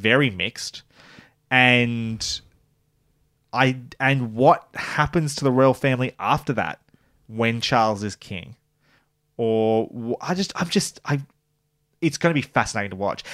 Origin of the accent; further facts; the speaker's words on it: Australia; as an Australian